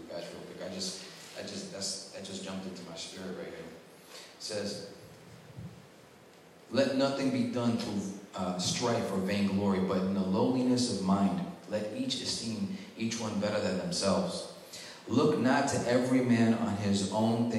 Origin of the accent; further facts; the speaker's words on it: New York, United States; moved away; I was from New York, so I had a little swag on me